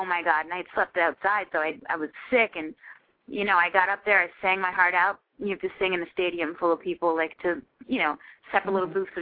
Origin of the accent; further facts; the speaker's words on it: New York, United States; I'm from New York